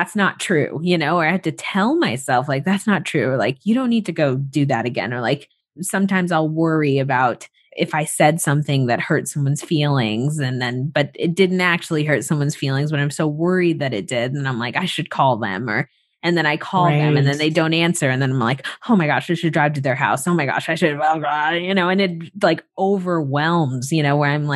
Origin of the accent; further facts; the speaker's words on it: Florida, United States; moved away as an adult; I moved back to Florida. So I live with my mom now, and I'm just really excited and hopeful to spend more time in my hometown.